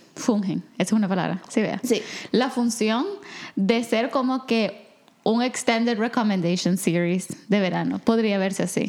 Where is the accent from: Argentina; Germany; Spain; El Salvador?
El Salvador; born or raised there